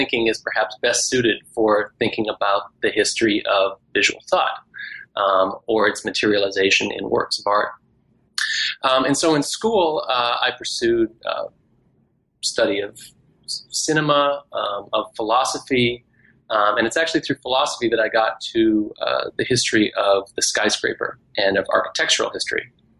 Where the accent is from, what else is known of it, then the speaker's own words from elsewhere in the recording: Scotland, United Kingdom; also born or lived in Canada / Texas; I am Canadian by birth, but I grew up in different places, including Scotland and Texas.